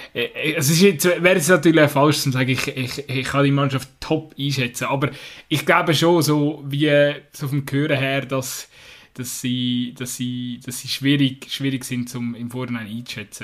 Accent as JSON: {"language": "German", "country": "Switzerland", "said": "als Schweizer"}